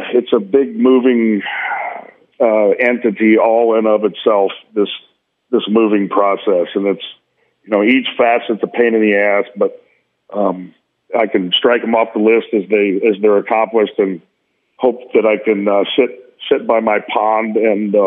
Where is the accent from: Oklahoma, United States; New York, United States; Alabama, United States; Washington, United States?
Oklahoma, United States; Tulsa; moved away; I fly to Tulsa, Oklahoma to do the Tulsa Pop Kids Expo literacy event with my hometown